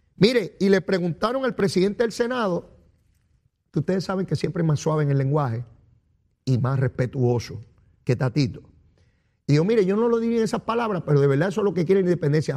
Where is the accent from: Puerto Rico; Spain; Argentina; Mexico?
Puerto Rico; San Juan; Soy orgulloso de ser puertorriqueño, de vivir en esta isla